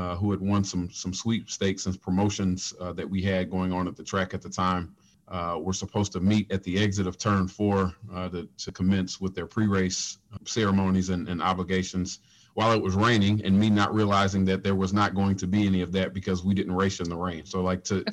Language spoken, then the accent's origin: English; Nashville, Tennessee, United States; I'm from Nashville